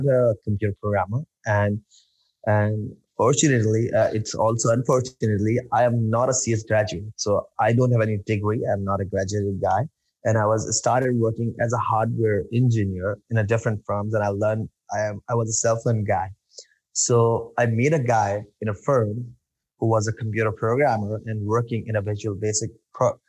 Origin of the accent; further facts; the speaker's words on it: Karachi, Sindh, Pakistan; I'm from Pakistan, and actually, I'm living in Karachi